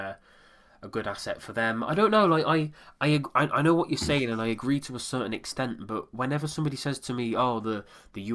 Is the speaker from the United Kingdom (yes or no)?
yes; United Kingdom; I am British